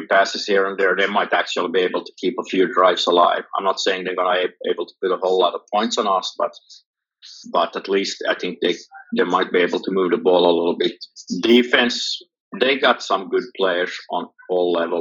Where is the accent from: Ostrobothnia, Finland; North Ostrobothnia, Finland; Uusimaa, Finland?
Uusimaa, Finland; Hanko; Hanko is my hometown, and I did soccer like most Finnish kids